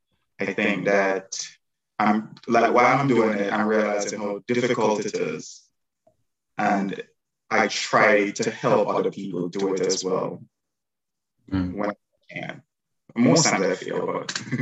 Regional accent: Jamaica; now in Chicago, United States; I'm from Jamaica originally, if you guys can tell that accent.

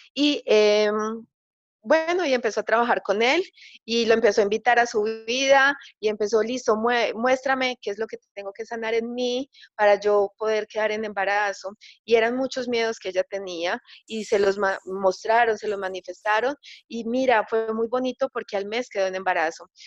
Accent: Medellín, Antioquia, Colombia; acá en Colombia, en Medellín, que es mi ciudad natal

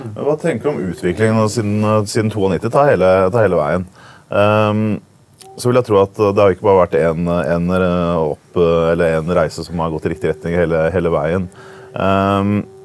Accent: Oslo, Norway; jeg er jo fra Oslo

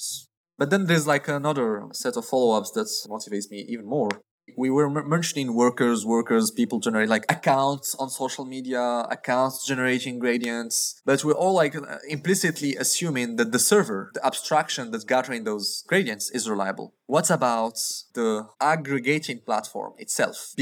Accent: Morocco; moved away; I come from Morocco

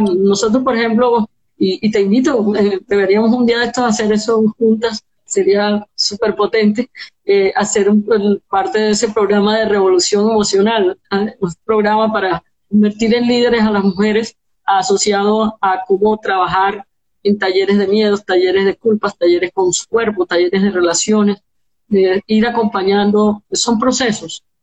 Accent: Colombia; como comunidad como colombianos

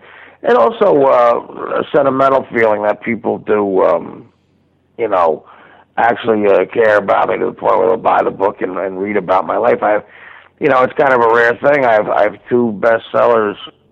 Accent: Union, New Jersey, United States; also born or lived in Livingston, New Jersey; I was actually born in Livingston. I grew up in Union, New Jersey

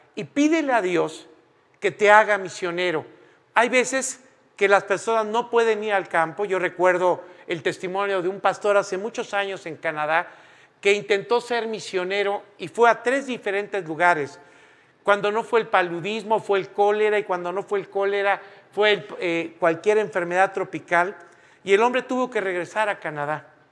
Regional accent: Mexico; moved away as an adult; also born or lived in Spain; todos los mexicanos en ese momento tuvimos que salir de España

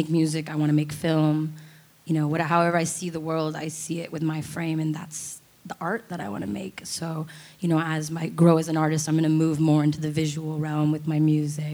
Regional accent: United States; as an American child

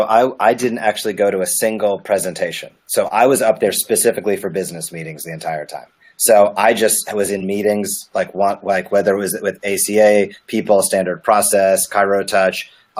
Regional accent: Rhode Island, United States; Rhode Island.

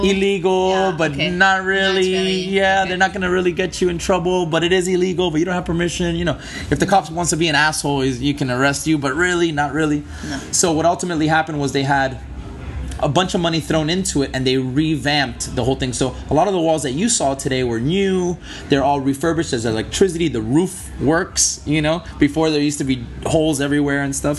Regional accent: Miami, Florida, United States; I'm born and raised here in Miami. Um, I was born in Miami Beach. I was raised in Miami Beach and in uh, South Miami as well.

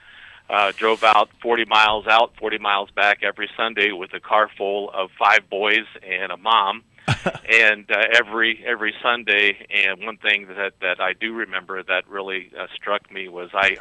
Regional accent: Cincinnati, Ohio, United States; I was born and raised in Cincinnati, Ohio

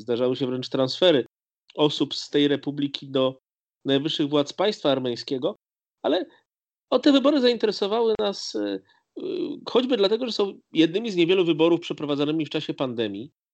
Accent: Lublin Voivodeship, Poland; My obydwaj pochodzimy z Lubelszczyzny

